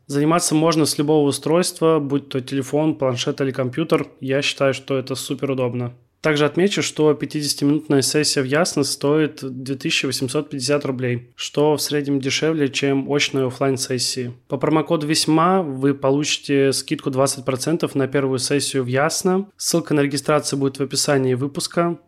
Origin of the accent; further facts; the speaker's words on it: Kaliningrad, Kaliningrad Oblast, Russia; я хоть и родился и живу в Калининграде